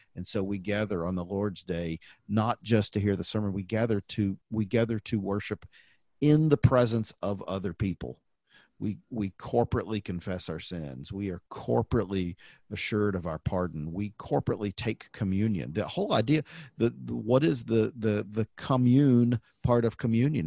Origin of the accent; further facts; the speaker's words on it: the Bible Belt, United States; growing up in the Bible Belt